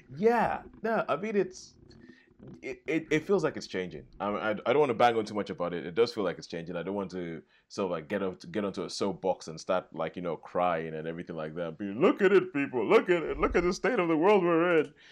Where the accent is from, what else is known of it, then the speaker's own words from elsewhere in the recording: United Kingdom; being British